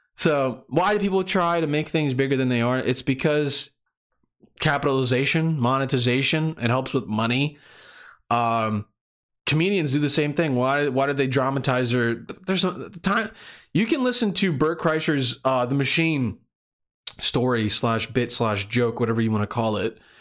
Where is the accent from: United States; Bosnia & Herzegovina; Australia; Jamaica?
Bosnia & Herzegovina; moved away; where I was born or where I was, where I was growing up in Bosnia